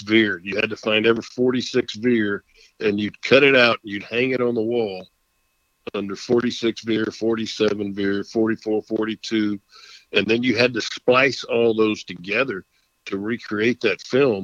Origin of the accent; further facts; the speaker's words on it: Texas, United States; our family's been here since the late 1800s. And, it's a state I take great pride in and love being a Texan, love being called a Texan.